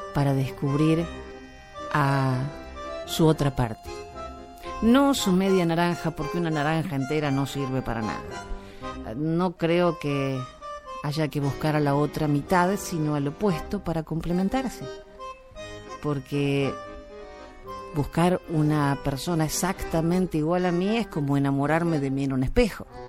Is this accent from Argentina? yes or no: yes; Argentina; moved away as an adult; now in Miami, United States; soy argentina